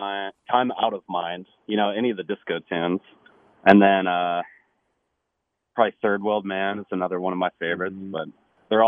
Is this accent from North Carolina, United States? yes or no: yes; Asheville, North Carolina, United States; I was born here. I'm actually turning 29 on the 8th.